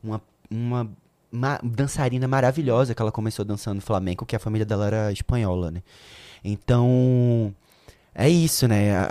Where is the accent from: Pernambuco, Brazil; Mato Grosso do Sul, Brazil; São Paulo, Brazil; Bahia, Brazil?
Pernambuco, Brazil; Recife; foi a primeira vez que eu saí de Recife